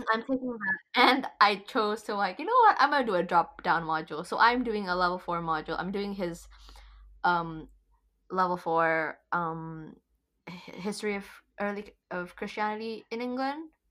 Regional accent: Indonesia; moved away as an adult; now in London, United Kingdom; I'm from Indonesia originally

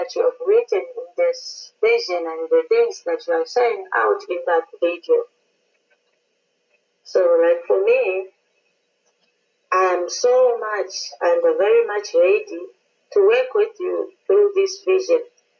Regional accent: Zambia; now in South Africa; from South Africa. I'm calling from South Africa, and I'm originally a Zambian.

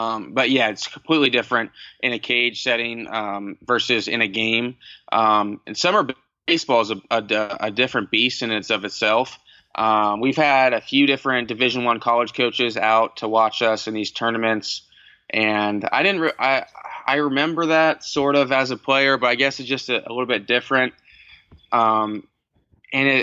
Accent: Cincinnati, Ohio, United States; growing up in Cincinnati, I was a Reds fan

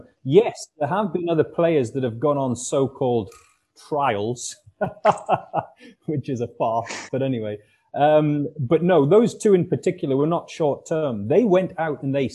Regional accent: Newcastle upon Tyne, North East England, United Kingdom; my hometown club, Newcastle United

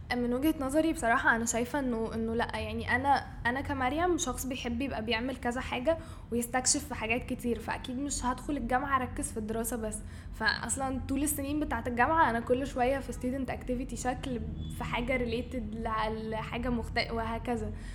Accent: Cairo, Cairo Governorate, Egypt; انا من القاهره بس الروتس بتاعتي من اسوان

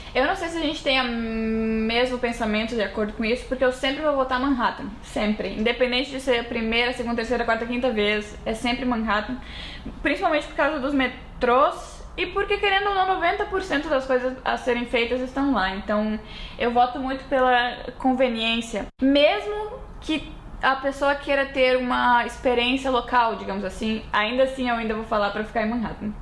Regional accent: near Uruguaiana, western border of Rio Grande do Sul, Brazil; moved away as an adult; now in New York, United States; eu sou da fronteira, fronteira oeste, perto do, do Uruguaiana, minha cidade também tinha uns 70 mil habitantes

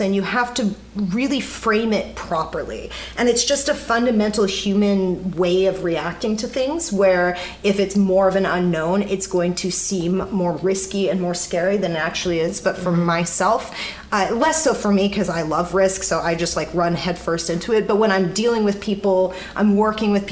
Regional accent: Kansas City, United States; I grew up in Kansas City

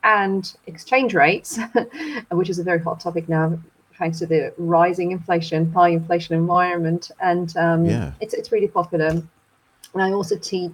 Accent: Turkey; moved away as an adult; also born or lived in Leicester, United Kingdom / York, United Kingdom; now in Chicago, United States; So I'm originally from Turkey. I'm Turkish

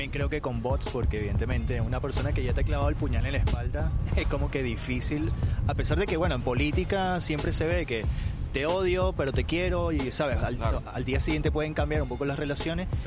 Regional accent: Venezuela; now in Spain; creo que es un buen, buen escenario para los que salimos huyendo de Venezuela.

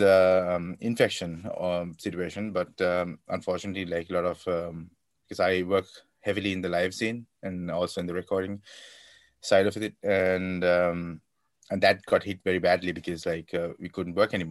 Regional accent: Kandy, Central Province, Sri Lanka; moved away as an adult; also born or lived in London, United Kingdom; now in Karlsruhe, Germany; So I'm a guy from Kandy in Sri Lanka, and I went to Trinity College, Kandy, and that's where I received my education

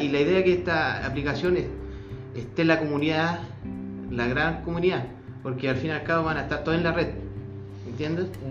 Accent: Colchagua, O'Higgins, Chile; Soy corchagüino

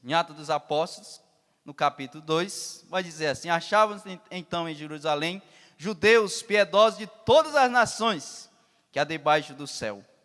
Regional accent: Pará, Brazil; moved away; eu sou do Pará

